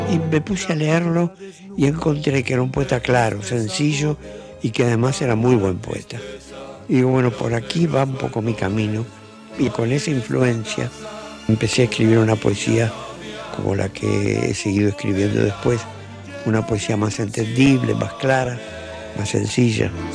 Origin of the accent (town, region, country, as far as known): Montevideo, Uruguay; born or raised there; also born or lived in Paso de los Toros / Tacuarembó